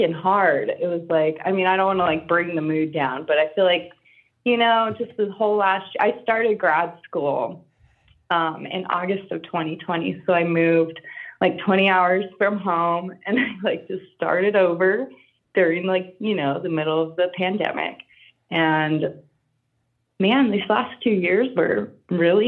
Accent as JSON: {"language": "English", "region": "Southwest", "country": "United States", "tie": "born or raised there", "said": "I grew up in the Southwest, so I grew up around a lot of folk art"}